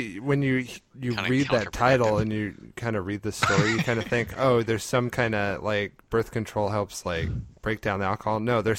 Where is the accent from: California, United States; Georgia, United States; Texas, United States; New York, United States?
California, United States; now in Arkansas, United States; I'm from California.